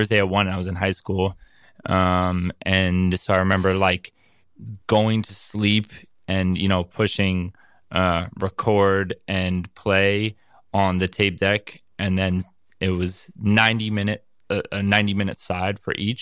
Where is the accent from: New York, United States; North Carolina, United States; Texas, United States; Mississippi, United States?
New York, United States; New York City; Born and raised on the Upper West